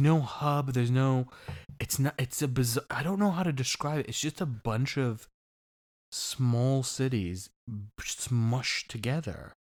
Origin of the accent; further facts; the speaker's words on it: East Coast, United States; now in Orange County, United States; I come from the East Coast